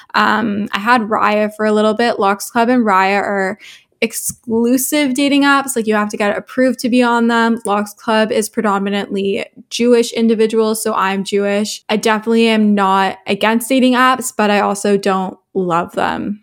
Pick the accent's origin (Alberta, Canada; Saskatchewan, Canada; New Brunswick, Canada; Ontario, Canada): Ontario, Canada; Toronto; I'm twenty-one years old from Toronto, Canada, so I'm a Canadian, but my family is actually originally from South Africa